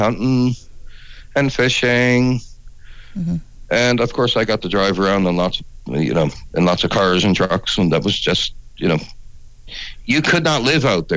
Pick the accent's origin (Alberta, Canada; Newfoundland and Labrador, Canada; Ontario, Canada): Newfoundland and Labrador, Canada; St. John's; also born or lived in Halifax, Nova Scotia; now in Kingston, Canada; I grew up in what people would today call the suburbs of St. John's